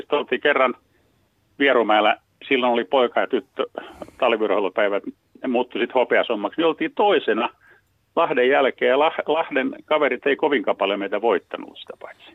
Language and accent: Finnish; Helsinki, Uusimaa, Finland; mä oon tämmönen stadilainen kundi kurvissa lapsuuteen elänyt